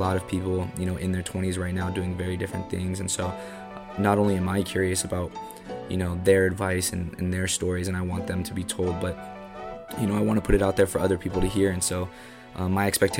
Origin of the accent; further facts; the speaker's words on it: Bay Area, California, United States; born and raised in the Bay Area